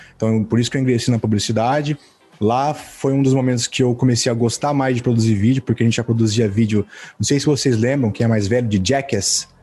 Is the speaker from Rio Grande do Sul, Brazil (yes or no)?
no; Mirassol, São Paulo, Brazil; eu sou de uma cidade do interior chamada Mirassol